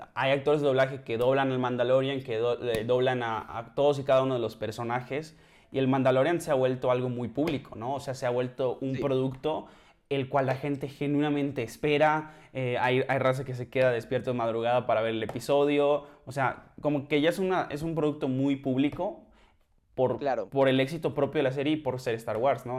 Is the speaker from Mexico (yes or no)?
yes; Mexico; also born or lived in central Mexico; soy mexicano